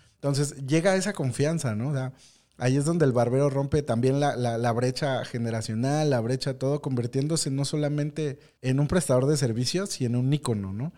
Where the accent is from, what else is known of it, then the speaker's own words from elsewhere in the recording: Mexico; nuestra identidad como mexicanos